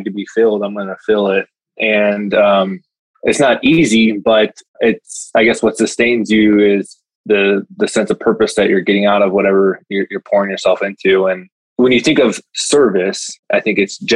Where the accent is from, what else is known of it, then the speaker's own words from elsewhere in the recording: Chicago, Illinois, United States; Single mom, Chicago cop, growing up on the South Side of Chicago